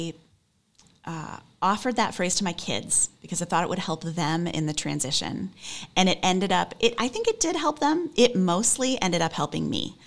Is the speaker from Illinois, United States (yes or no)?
yes; Chicago, Illinois, United States; moved away as an adult; also born or lived in Michigan; now in New York City, United States; I grew up outside Chicago, lived in Michigan for a long time, moved back to Chicago